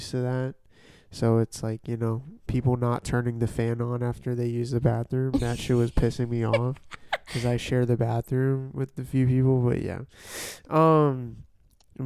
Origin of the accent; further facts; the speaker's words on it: Canada; moved away; I'm Canadian. Rep Canada